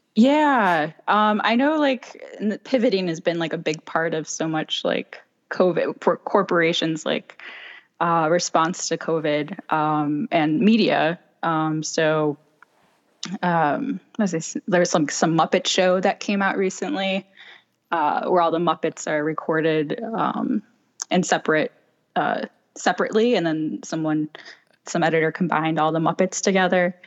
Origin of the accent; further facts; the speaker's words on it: Chicago, Illinois, United States; moved away as an adult; now in Los Angeles, United States; I'm originally from Chicago. I moved to L A five years ago